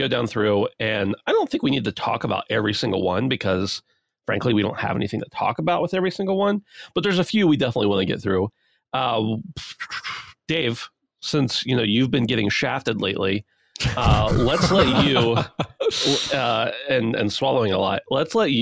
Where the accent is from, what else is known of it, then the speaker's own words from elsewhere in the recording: United States; I'm from America